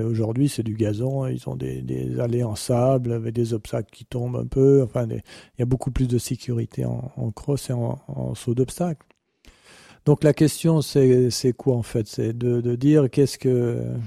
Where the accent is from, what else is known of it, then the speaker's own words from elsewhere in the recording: France; je suis français